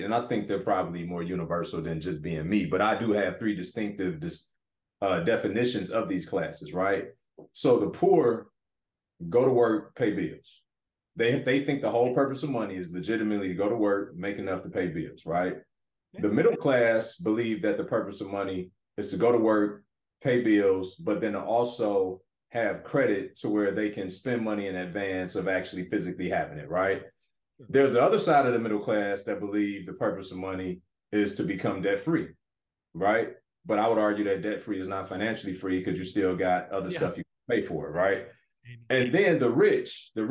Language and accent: English; Detroit, Michigan, United States; moved away as an adult; Growing up in Detroit, inner city